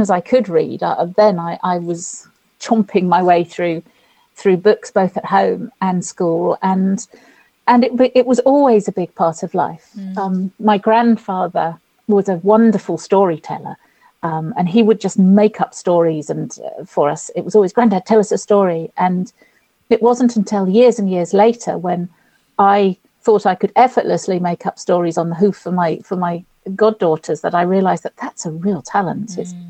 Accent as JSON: {"language": "English", "town": "Winchester", "region": "South East England", "country": "United Kingdom", "tie": "born or raised there", "said": "parents were from London, and we were sort of, I suppose, London overspill, they used to call us. And I was born in Winchester, but we had a bungalow in the village"}